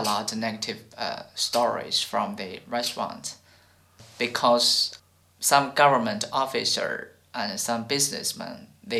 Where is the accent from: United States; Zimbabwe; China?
China; born or raised there; English is a second language